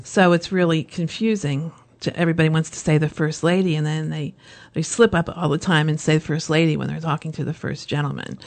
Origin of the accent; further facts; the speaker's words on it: Lancaster County, Pennsylvania, United States; I was born and raised in Lancaster County, Pennsylvania